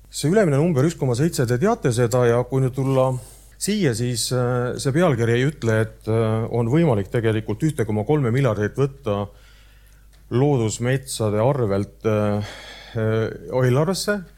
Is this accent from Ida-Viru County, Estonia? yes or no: yes; Ida-Viru County, Estonia; no siis lähed veel sinna, ütled, ma olen ka Ida-Virumaalt, eks ju, siis vaadatakse, okei okay,, intressid natuke kõrgemad, riskimarginaalid kõrgemad.